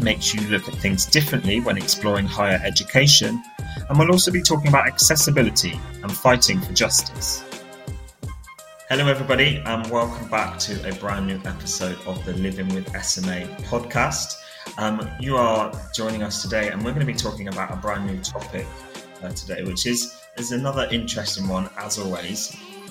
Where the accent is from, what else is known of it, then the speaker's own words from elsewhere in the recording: Cornwall, South West England, United Kingdom; I'm 29 years old and I'm from Cornwall